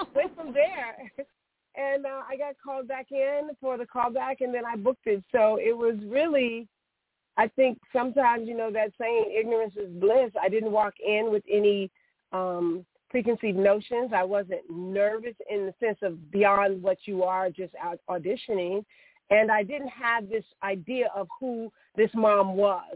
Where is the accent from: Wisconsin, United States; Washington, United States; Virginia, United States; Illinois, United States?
Illinois, United States; Chicago; I, I am a Chicagoan. I grew up on the West Side in the in the Austin community